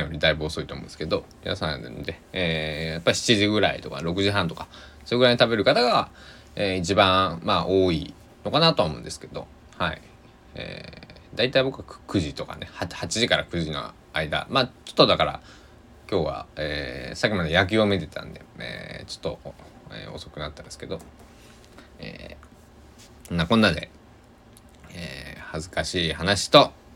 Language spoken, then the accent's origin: Japanese; Sanuki, Shikoku, Kagawa, Japan; accent: Sanuki-ben; 四国の、まあ高知と香川でも全然アクセント違うんですけど、えー、違ういやけどって喋るんではなって、えー、で讃岐でさぬきペンでは違うけんってなるんですけど